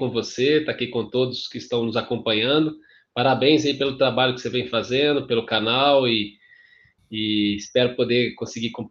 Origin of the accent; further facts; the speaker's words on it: Minas Gerais, Brazil; somos mineiros aqui. É engraçado que a gente estava conversando, você achou que eu era paulista, né? Depois foi descobrir que eu era mineiro.